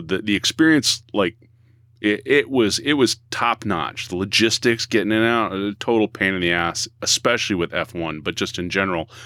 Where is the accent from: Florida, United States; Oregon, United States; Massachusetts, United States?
Massachusetts, United States; Boston; we're from the Boston area, at least three of us here